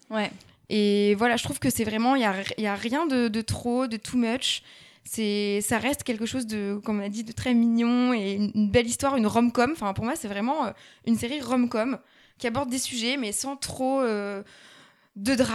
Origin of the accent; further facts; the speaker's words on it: Lille, Hauts-de-France, France; Victor et moi, on vient de Lille